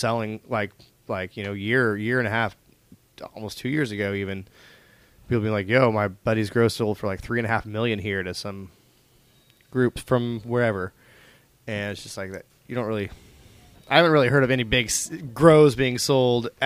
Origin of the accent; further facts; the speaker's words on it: Tulsa, Oklahoma, United States; moved away as an adult; also born or lived in California; I'm from Tulsa for life.